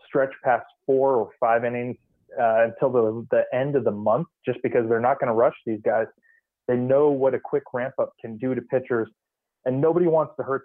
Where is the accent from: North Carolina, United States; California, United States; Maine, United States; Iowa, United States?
California, United States; Bay Area; moved away as an adult; also born or lived in San Diego; now in Minnesota, United States; growing up in the Bay Area